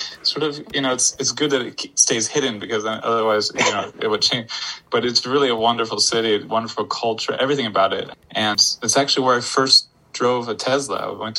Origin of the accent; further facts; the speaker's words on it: Florida, United States; also born or lived in Poland; I lived in Poland for 11 years, and now people all the time tell me I have an accent. I'm like, I'm from Florida.